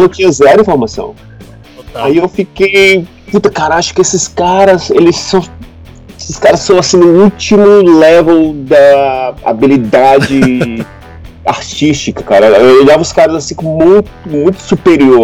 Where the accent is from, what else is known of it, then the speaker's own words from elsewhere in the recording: Acre, Brazil; moved away as an adult; also born or lived in Manaus, Amazonas / Londrina, Paraná; now in London, United Kingdom; eu nasci mesmo em Manaus, né? Ah, pode. Então, Manaus, Amazonas. É, mas aí minha mãe foi, foi pro Acre trabalhar, então a minha adolescência é, puberdade, adolescência, começo da vida adulta foi na, na, no Acre